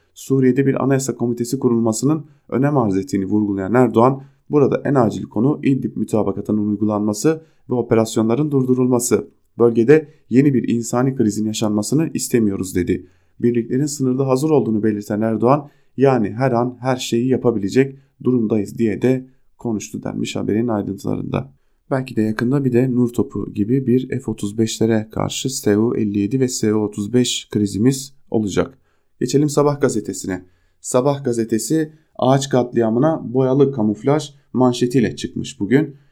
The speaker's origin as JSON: {"language": "Turkish", "town": "Diyarbakır", "region": "Diyarbakır Province", "country": "Turkey", "said": "ben Diyarbakırlıyım. Ailem hala Diyarbakır'da yaşıyor."}